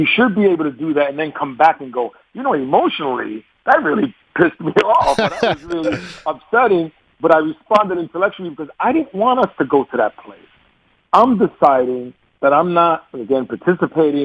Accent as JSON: {"language": "English", "region": "New York", "country": "United States", "accent": "New York", "said": "my New York accent"}